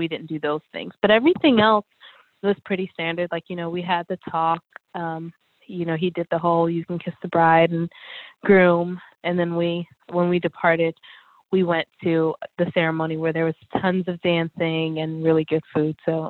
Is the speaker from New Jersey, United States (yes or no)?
no; Atlanta, Georgia, United States; moved away as an adult; now in North Carolina, United States; I was raised in Atlanta, Georgia